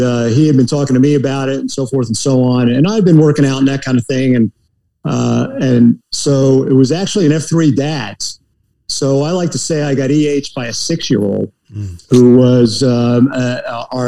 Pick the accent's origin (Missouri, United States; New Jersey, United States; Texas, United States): New Jersey, United States; New Milford; moved away as an adult; I grew up in northeast New Jersey, the most northeastern county in New Jersey, in a little town called New Milford